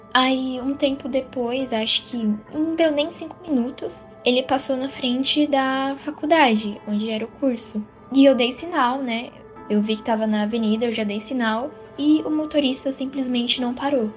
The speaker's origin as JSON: {"language": "Portuguese", "region": "São Paulo", "country": "Brazil", "said": "sou da capital de São Paulo"}